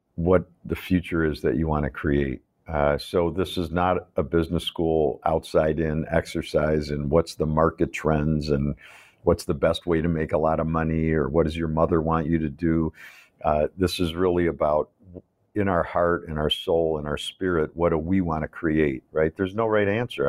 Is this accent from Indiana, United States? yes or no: no; Chicago, Illinois, United States; I grew up in Chicago